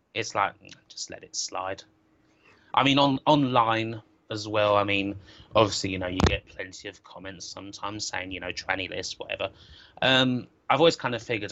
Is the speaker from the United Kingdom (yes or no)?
yes; Southend-on-Sea, East of England, United Kingdom; my hometown Southend